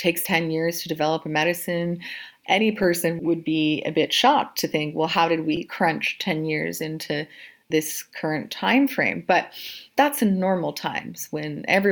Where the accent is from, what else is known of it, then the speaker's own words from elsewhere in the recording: Canada; moved away as an adult; now in London, United Kingdom; in Canada, which I'm Canadian